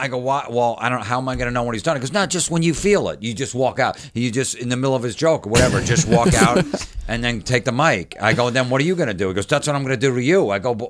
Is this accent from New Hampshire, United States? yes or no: no; New York, United States; I go, I'm a comic from New York.